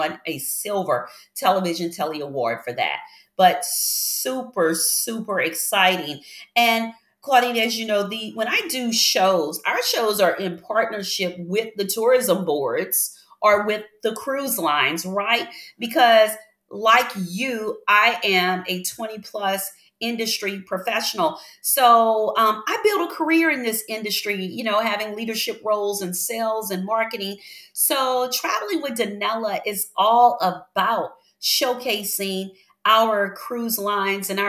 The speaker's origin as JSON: {"language": "English", "town": "Baton Rouge", "region": "Louisiana", "country": "United States", "tie": "born or raised there", "said": "I grew up in Baton Rouge, Louisiana. That is my home city"}